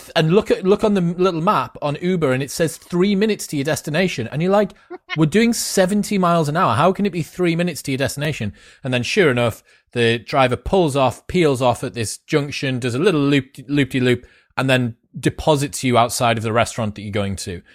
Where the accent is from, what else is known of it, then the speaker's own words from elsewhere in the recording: United Kingdom; I'm British